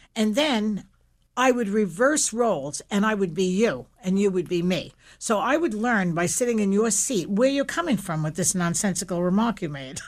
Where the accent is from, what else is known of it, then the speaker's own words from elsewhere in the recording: New York City, New York, United States; I grew up in Williamsburg, Brooklyn